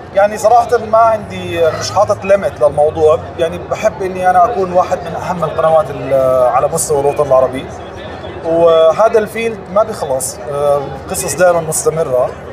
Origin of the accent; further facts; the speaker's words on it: Jordan; also born or lived in United States; لما رجعت على الاردن انا من الاردن اصلا